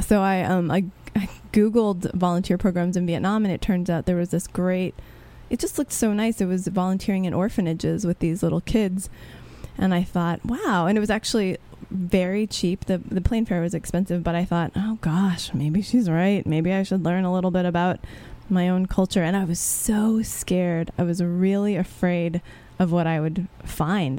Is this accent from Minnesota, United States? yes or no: no; Texas, United States; growing up in Texas